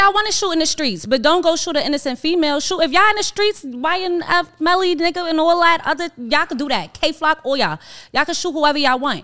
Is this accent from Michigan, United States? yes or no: no; New York, United States; I'm from New York